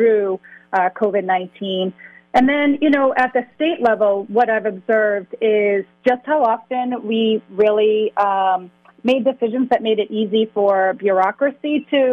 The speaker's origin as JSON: {"language": "English", "town": "Lowell", "region": "Massachusetts", "country": "United States", "tie": "born or raised there", "said": "growing up in Lowell"}